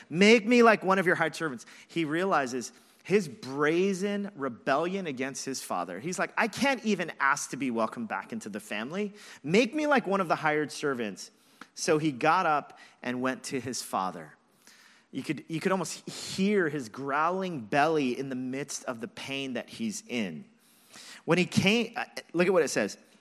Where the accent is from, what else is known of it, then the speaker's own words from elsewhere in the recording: Los Angeles, California, United States; moved away as an adult; I grew up in Los Angeles, moved here when I was twenty-one years old